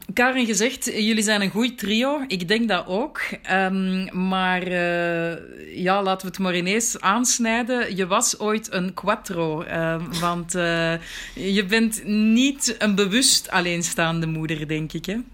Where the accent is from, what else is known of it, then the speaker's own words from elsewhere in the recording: Antwerp, Flanders, Belgium; moved away as an adult; also born or lived in Brussels; now in Marrakesh, Morocco; Ik werd geboren op 7 april 1980 in Merksem.